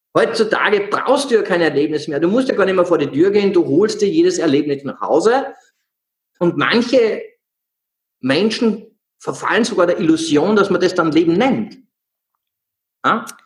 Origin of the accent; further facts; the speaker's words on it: Salzburg, Austria; aufgewachsen im Proletariat in einer Großstadtsiedlung in Salzburg